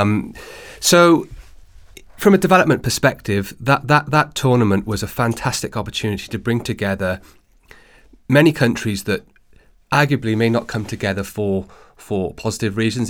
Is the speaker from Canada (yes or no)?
no; Wales, United Kingdom; also born or lived in Australia; now in London, United Kingdom; I'm a native of Wales